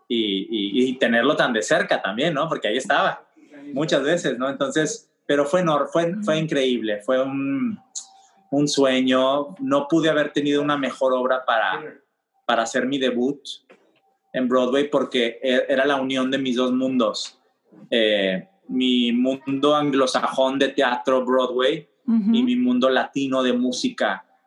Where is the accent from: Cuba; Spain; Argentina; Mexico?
Cuba; Siendo latino, cubano, no es la misma reacción que tienes en Miami